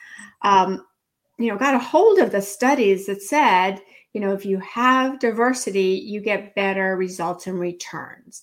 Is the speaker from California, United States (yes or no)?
yes; California, United States; moved away as an adult; also born or lived in Mexico; now in Washington, D.C., United States; I'm an immigrant from Mexico. My family moved to California when I was four